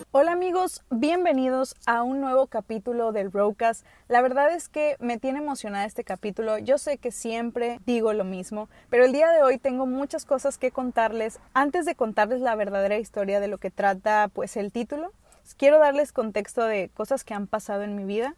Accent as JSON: {"language": "Spanish", "country": "United States", "tie": "born or raised there", "first_language": "English", "second_language": "Spanish", "moved": "yes", "said": "yo nací, como les he dicho, en Estados Unidos. Allá no tenía primos, pues soy hija única"}